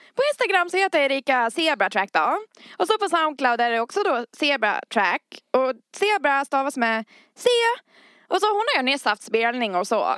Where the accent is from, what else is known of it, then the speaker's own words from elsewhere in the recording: Dalarna County, Sweden; accent: dalmål; Jag märkte hur mitt dalmål kom mer och mer också